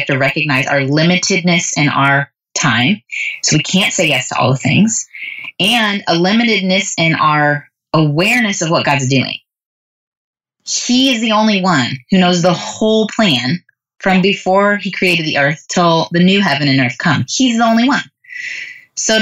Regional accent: United States; as American young moms

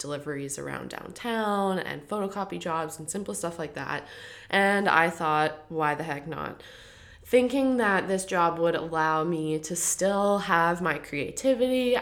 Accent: Kelowna, British Columbia, Canada; moved away; coming from the small kind of minded community of Kelowna, BC

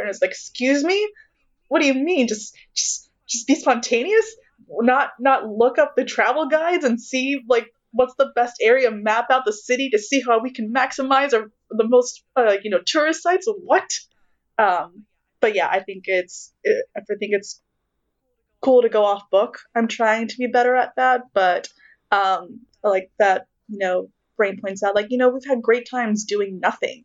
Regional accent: Texas, United States; I'm from Texas

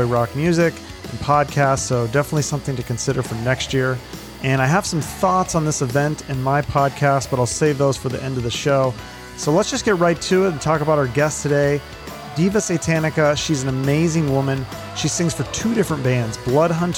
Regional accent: Seattle, Washington, United States; I'm from Seattle originally

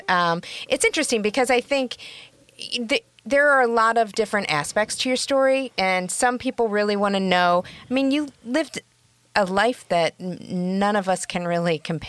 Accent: Midwest, United States; I'm from the Midwest with a terrible accent

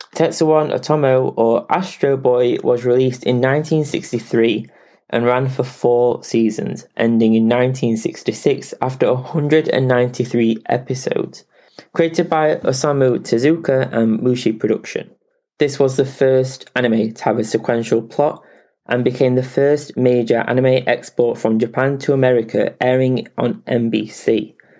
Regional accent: England, United Kingdom; I am English

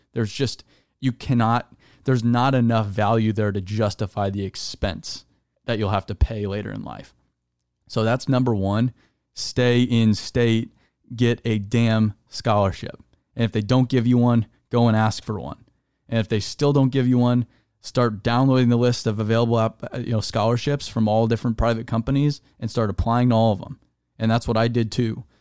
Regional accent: Arizona, United States; I was raised in Arizona

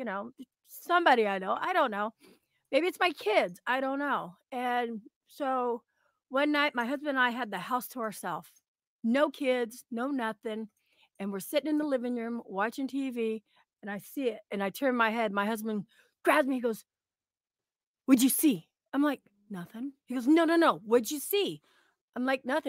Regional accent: Oregon, United States; I'm from Oregon. I've lived here

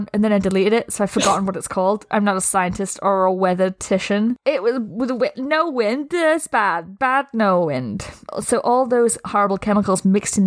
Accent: Scunthorpe, Yorkshire and the Humber, United Kingdom; my hometown, Scunthorpe, which, yes, that's a real place

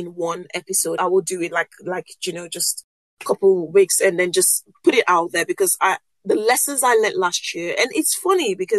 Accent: Nigeria; first language Yoruba; English is a second language; I'm a West African girl from Nigeria and Yoruba.

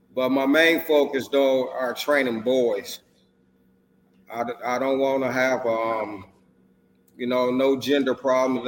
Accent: Racine, Wisconsin, United States; moved away; I'm originally from Racine, Wisconsin. That's where my boxing journey started

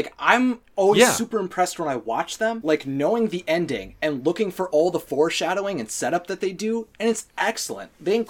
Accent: Wisconsin, United States; accent: Midwestern; I'm from Wisconsin.

